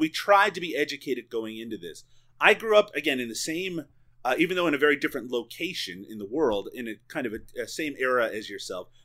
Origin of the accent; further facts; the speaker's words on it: Newfoundland and Labrador, Canada; I grew up in Newfoundland